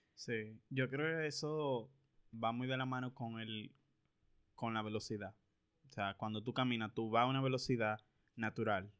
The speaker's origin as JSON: {"language": "Spanish", "country": "Dominican Republic", "tie": "born or raised there", "said": "aquí fue donde yo nací, donde yo tengo todas mis cosas, mi familia de aquí"}